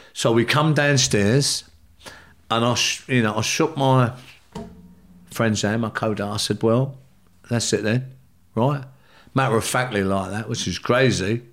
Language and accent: English; London, United Kingdom; also born or lived in Ireland; I come from the South London